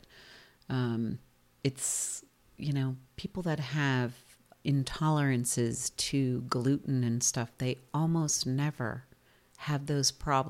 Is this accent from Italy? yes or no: yes; Italy; English is a second language; They will gladly tell you that their place is the best place in all of Italy. And not just in my place, but in every little town, everybody feels the same.